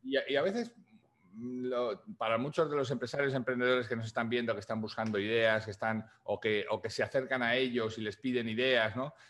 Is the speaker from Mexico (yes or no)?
no; Spain; now in United States; mi país de origen de España